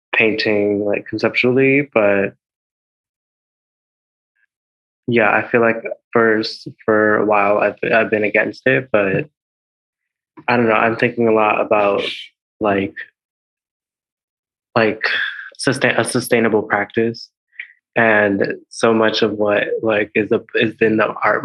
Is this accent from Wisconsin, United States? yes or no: yes; Milwaukee, Wisconsin, United States; also born or lived in San Juan, Puerto Rico; I was born in San Juan, Puerto Rico, and I was raised there for a while, and then my family moved to Milwaukee, Wisconsin, and there, I grew up a lot in like middle school and high school